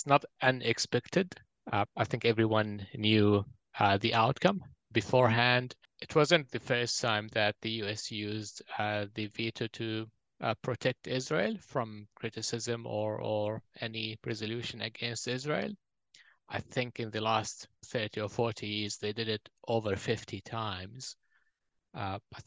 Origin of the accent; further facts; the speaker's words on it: Jordan; also born or lived in Palestine (ancestry); now in New Zealand; Their families were expelled from Palestine in 1948, and they ended up in Jordan. That was where I was born. Then we came to New Zealand in 2014, and I'm based in Narawa here